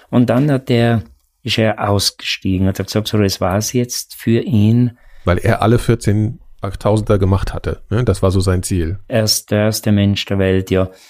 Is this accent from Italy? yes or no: yes; Trentino-Alto Adige, Italy; oder bei uns in Südtirol den höchsten Berg, den Ortler